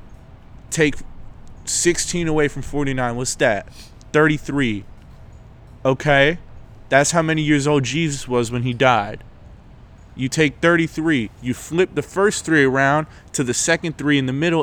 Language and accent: English; Florida, United States; I'm from Florida.